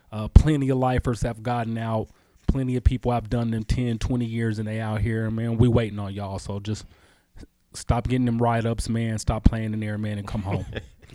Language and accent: English; Denver, Colorado, United States; You know, I'm born and raised in Denver, Colorado, Northeast Denver.